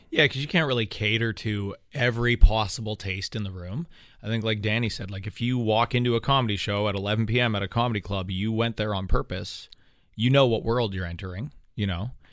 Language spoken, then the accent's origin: English; Canada